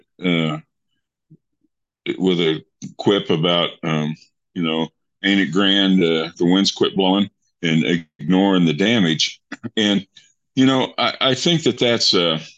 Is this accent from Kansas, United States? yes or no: yes; Eastern Kansas, United States; now in Broken Arrow, United States; I grew up in Kansas, Eastern Kansas.